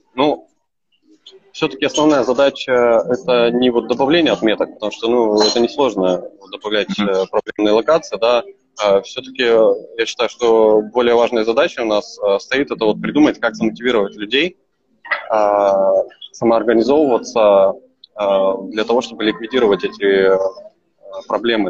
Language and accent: Russian; Novosibirsk, Novosibirsk Oblast, Russia; also born or lived in Kyzyl, Tuva; сам я из Новосибирска, да. А сейчас я не в Новосибирске, я в городе Кызыл.